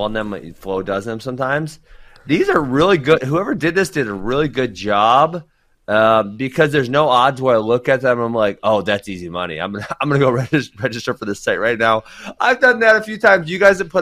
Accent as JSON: {"language": "English", "country": "United States", "said": "I'm an American"}